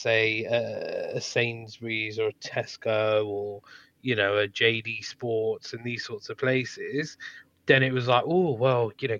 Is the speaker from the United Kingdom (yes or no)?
yes; London, United Kingdom; I'm a Londoner.